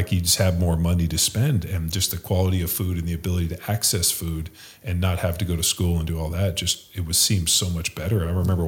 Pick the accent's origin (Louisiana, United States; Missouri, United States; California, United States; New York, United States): California, United States; Torrance; also born or lived in Orange County; I'm from Torrance, Palos Verdes area. So, and we lived in Orange County